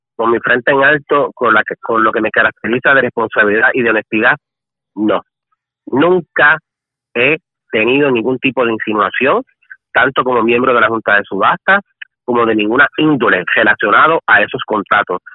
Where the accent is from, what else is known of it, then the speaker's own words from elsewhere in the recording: Guayama, Puerto Rico; mi pueblo de Guayama